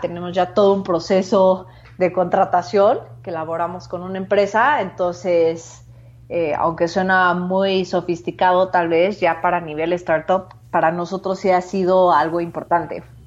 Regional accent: Mexico; also born or lived in San Francisco / Asia; soy mexicana, eh, soy cofundadora de Machina

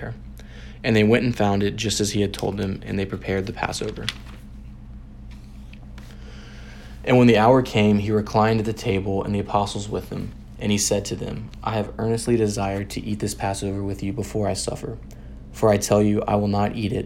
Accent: Memphis, Tennessee, United States; I'm a junior from Memphis, Tennessee

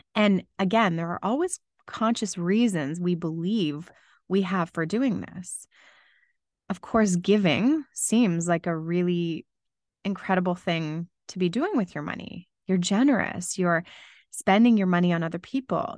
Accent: London, Ontario, Canada; moved away as an adult; Growing up in London, Ontario, I became very used to snowy Christmases for basically my whole life

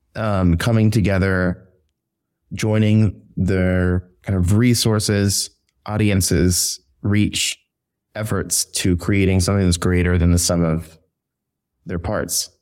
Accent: San Antonio, Texas, United States; moved away as an adult; now in New York, United States; I'm originally from San Antonio, Texas.

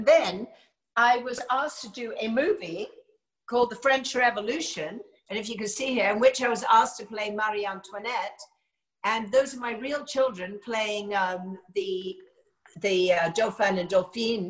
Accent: United Kingdom; moved away as an adult; also born or lived in United States; now in California, United States; although I clearly am

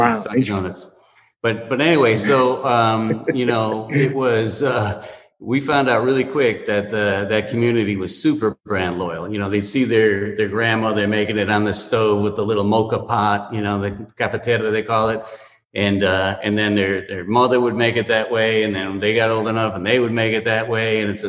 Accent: Miami, Florida, United States; And, you know, if you're Latin and we grew up here in Miami

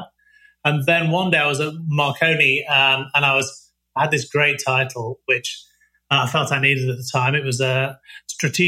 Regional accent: Nottingham, East Midlands, United Kingdom; moved away as an adult; also born or lived in Leicester; now in Ottawa, Canada; born and raised in Nottingham

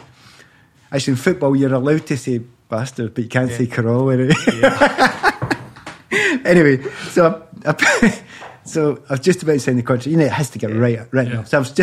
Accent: Glasgow, Scotland, United Kingdom; moved away as an adult; I'm also from Easterhouse, which is in the east end of Glasgow.

